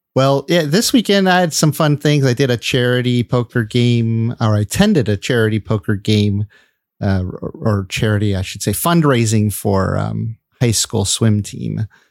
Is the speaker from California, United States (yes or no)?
yes; California, United States; also born or lived in Michigan; I spent most of my life in California